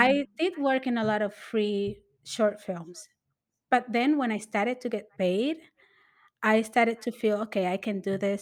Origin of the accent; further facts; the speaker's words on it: New York City, New York, United States; I am from the Lower East Side